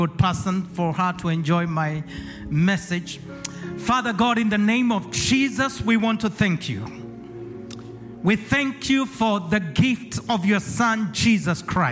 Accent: Kenya; moved away as an adult; now in Acworth, United States; I was born and raised in Kenya, East Africa

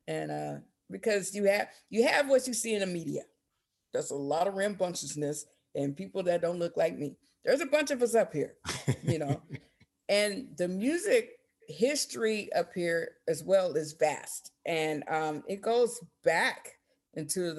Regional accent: Portland, Oregon, United States; also born or lived in Berkeley, California; I was born in Berkeley, but my mom migrated up here when I was 2 in '79. So, this is what I know. So Portland is my home

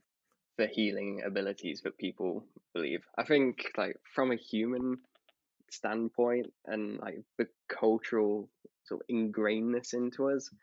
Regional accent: United Kingdom; being a British person

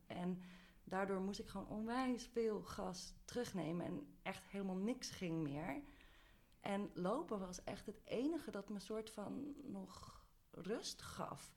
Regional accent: Amsterdam, North Holland, Netherlands; moved away as an adult; een gast in mijn eigen stad

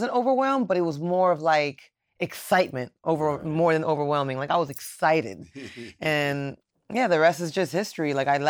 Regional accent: Miami, Florida, United States; Yes. Born and raised in Miami.

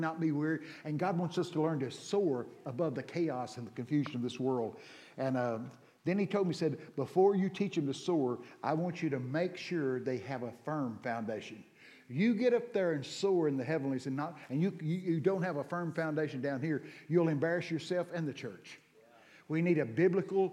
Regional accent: Texas, United States; I'm from Texas.

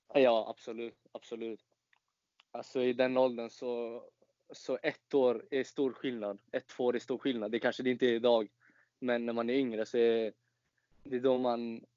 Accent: Falkenberg, Halland County, Sweden; also born or lived in Varberg; föddes i Varberg faktiskt. Men har alltid bott i Falkenberg hela livet

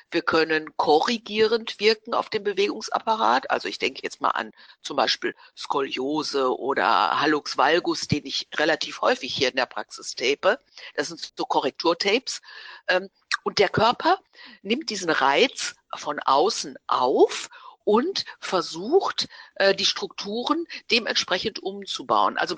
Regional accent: Dortmund, North Rhine-Westphalia, Germany; also born or lived in Gelsenkirchen / Essen; ich bin ein Ruhrpotzkind. Das heißt, ich komme aus Dortmund, also geboren bin ich in Gelsenkirchen und habe aber dann 20, über 20 Jahre in Dortmund gelebt.

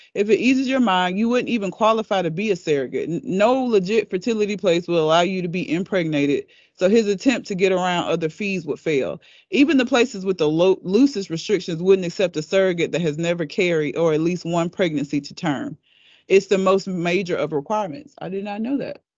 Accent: United States; I am an American

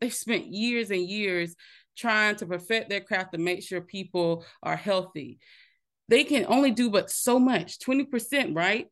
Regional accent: Minetta, South Carolina, United States; I was actually born and raised in Minetta, South Carolina, small town, no stoplights.

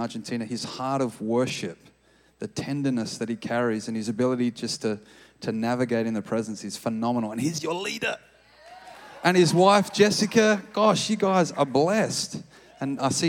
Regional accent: Australia; moved away as an adult; now in Redding, United States; I'm from Australia

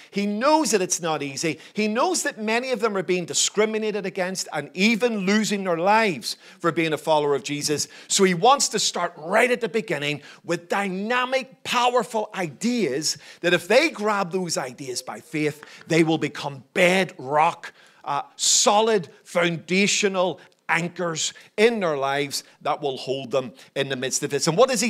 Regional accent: Belfast, Northern Ireland, United Kingdom; born there; So I'm a citizen of the United Kingdom. I was born in Northern Ireland, in Belfast, and in that sense, that's been part of my journey.

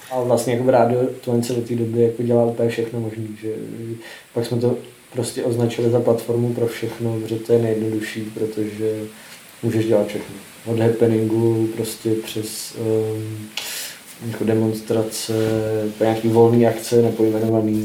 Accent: Prague, Czechia; já jsem z Vršovic

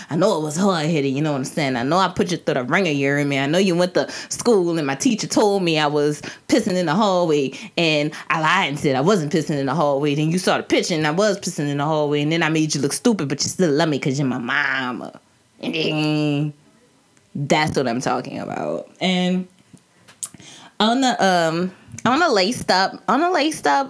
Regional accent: New Orleans, Louisiana, United States; I'm from the country hood suburban area of, you know, Orleans Parish. And that's Algiers.

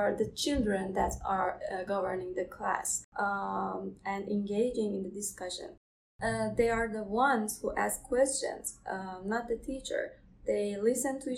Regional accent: Iran; moved away as an adult; now in Canada; I'm from Iran.

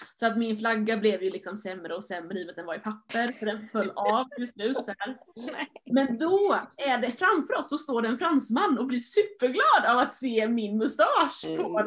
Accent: Sweden; jag var svensk

